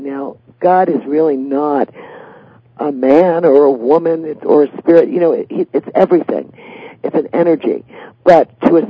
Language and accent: English; Staten Island, New York, United States; So, well, I grew up by the Staten Island Ferry Terminal.